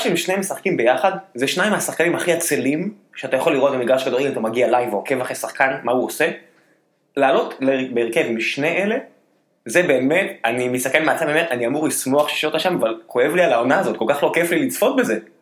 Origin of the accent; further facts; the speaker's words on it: the South, Southern District, Israel; כדרומי מלידה